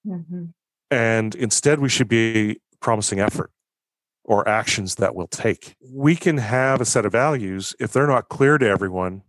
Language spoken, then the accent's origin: English; Canada; also born or lived in Victoria; as a Canadian living in Canada